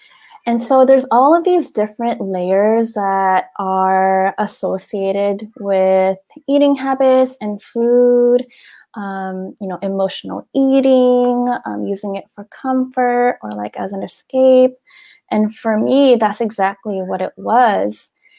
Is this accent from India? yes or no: no; Philippines; And especially being a Filipina growing up, you know, in with our culture